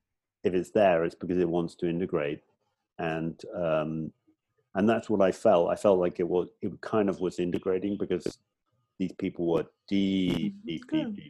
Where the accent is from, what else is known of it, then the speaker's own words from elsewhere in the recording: England, United Kingdom; moved away as an adult; also born or lived in Hong Kong; now in Thailand; I'm originally from England. I've been outside England since I was 24